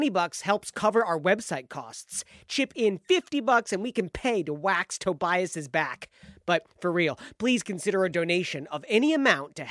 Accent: Ann Arbor, Michigan, United States; moved away; I grew up in Ann Arbor.

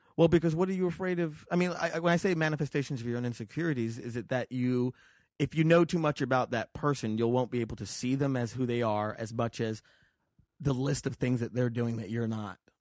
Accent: Las Vegas, Nevada, United States; also born or lived in New York; now in Los Angeles, United States; I grew up in Vegas

